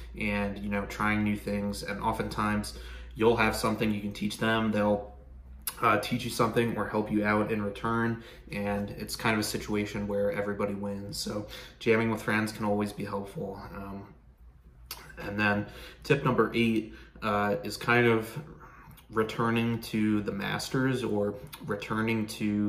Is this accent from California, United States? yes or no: no; Pennsylvania, United States; I grew up in Pennsylvania